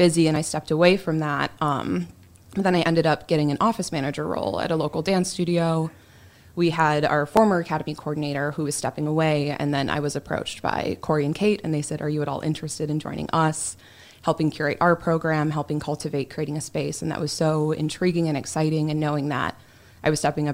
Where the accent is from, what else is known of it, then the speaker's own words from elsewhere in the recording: Kenosha, Wisconsin, United States; moved away as an adult; now in Kalamazoo, United States; I'm originally from Kenosha, Wisconsin